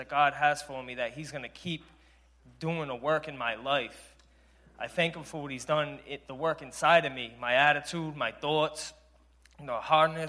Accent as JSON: {"language": "English", "town": "Providence", "region": "Rhode Island", "country": "United States", "said": "I'm 35 from Providence, Rhode Island."}